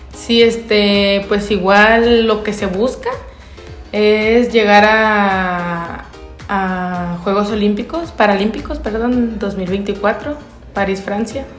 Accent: Acaponeta, Nayarit, Mexico; de allá de mi rancho, de Caponeta

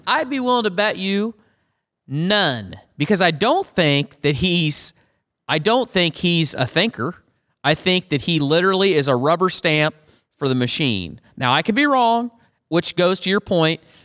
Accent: Iowa, United States; My Home State Here of Iowa

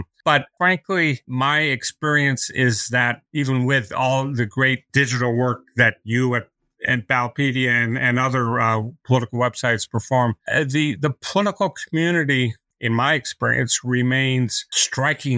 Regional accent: Massachusetts, United States; my home state of Massachusetts

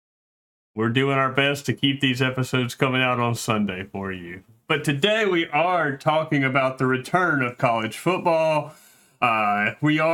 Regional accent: Alabama, United States; we're all from Alabama

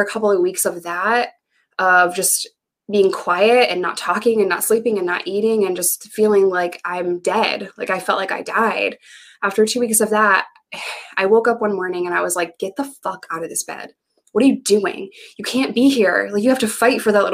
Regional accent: New York, United States; moved away as an adult; also born or lived in Arkansas; I had no family in the state of Arkansas. I'm from New York

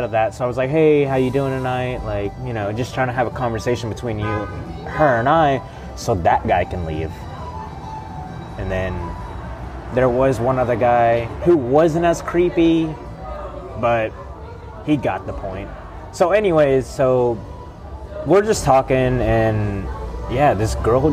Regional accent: Galveston, Texas, United States; now in New Orleans, United States; where I grew up in Galveston

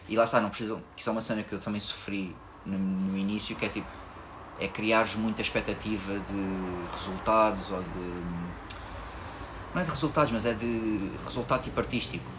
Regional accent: Lisbon, Portugal; Eu sou daqui de Lisboa

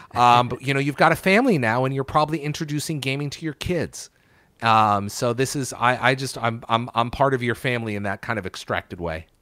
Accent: New Haven, Connecticut, United States; moved away as an adult; also born or lived in Syracuse; now in Seattle, United States; I grew up in Connecticut. I was born in Connecticut. I was born in New Haven.

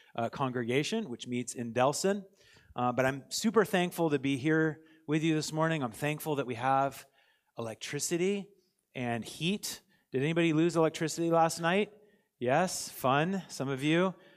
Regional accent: United States; now in Canada; I'm American also

